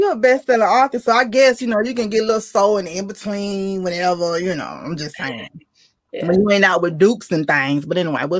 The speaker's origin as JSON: {"language": "English", "town": "Decatur", "region": "Georgia", "country": "United States", "said": "I'm from Georgia, true Georgia Peach."}